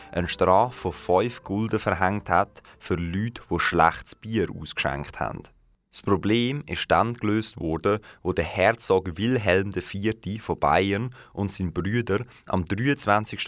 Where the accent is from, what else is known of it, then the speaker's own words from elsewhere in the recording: Aarau, Aargau, Switzerland; bei uns in Aarau